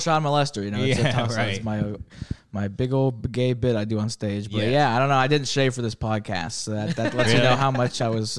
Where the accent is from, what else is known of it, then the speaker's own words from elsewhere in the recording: Winchester, Kentucky, United States; moved away as an adult; now in Lexington, United States; I'm from Winchester, Kentucky.